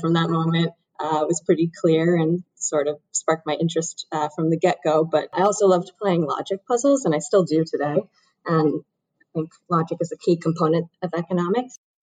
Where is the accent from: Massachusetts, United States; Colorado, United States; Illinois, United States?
Massachusetts, United States; Brookline; I grew up in Brookline, Massachusetts, which is actually not too far uh, from BU